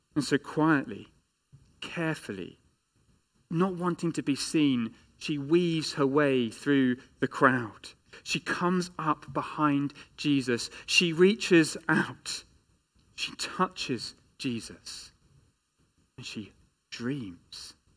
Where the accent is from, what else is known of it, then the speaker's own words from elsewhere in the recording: England, United Kingdom; as an Englishman